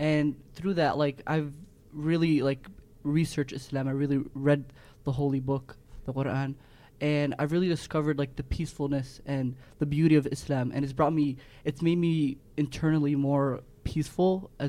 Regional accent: Illinois, United States; I was born and raised here in Illinois, but my parents are originally from Yemen

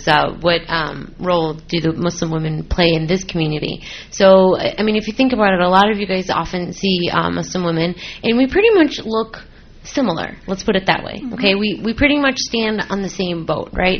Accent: Palos Heights, Illinois, United States; I was born and raised here. In Palos Heights, actually, was my hometown

